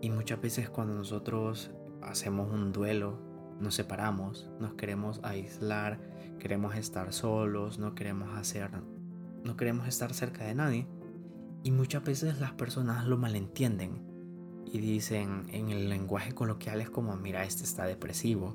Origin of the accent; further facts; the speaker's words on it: El Salvador; como salvadoreños